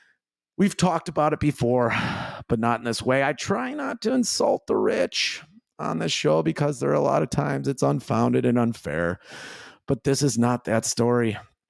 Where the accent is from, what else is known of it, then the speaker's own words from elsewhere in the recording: Chicago, Illinois, United States; There are lines in the town I grew up in on the South Side.